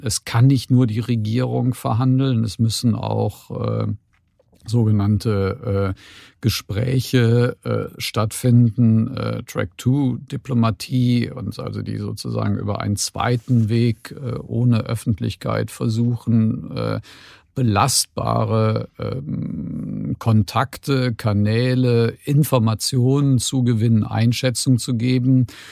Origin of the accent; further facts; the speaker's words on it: Cologne, North Rhine-Westphalia, Germany; bin ich in dem Sinne auf der falschen Rheinseite geboren, nämlich in Köln-Kalk